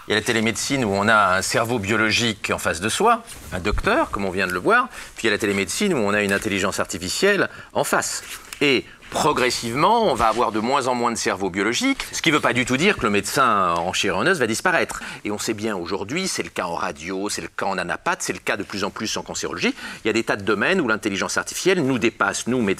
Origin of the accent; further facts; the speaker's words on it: Brazil; French is a second language; Et en fait, comme je viens de Brésil, je fais avec elle les brésiliennes, donc on fait à distance